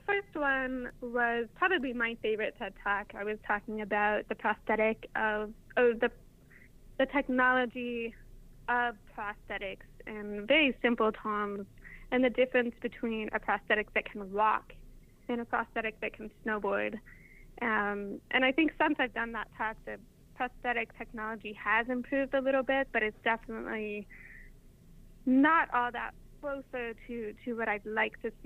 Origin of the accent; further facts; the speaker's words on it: Salt Lake City, Utah, United States; moved away as an adult; now in Oregon, United States; I grew up in Salt Lake City, Utah